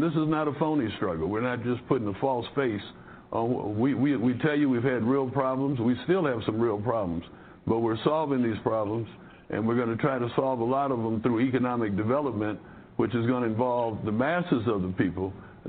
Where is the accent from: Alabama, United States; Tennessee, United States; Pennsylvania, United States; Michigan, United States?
Michigan, United States; Detroit; now in Jackson, United States; I'm from Detroit initially